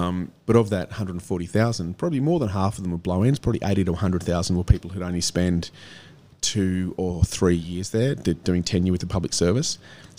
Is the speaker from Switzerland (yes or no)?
no; Canberra, Australian Capital Territory, Australia; moved away as an adult; also born or lived in Goulburn / Lismore / north coast of New South Wales; I was brought up in Canberra. I was a multicultural sports fan